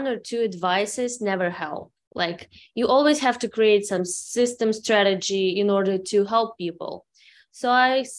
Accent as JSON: {"language": "English", "country": "Ukraine", "second_language": "English", "moved": "as an adult", "lives_now": "Los Angeles, United States", "said": "I'm originally from Ukraine, so sorry for my immigrant English. I came here 8 years ago with my daughter together."}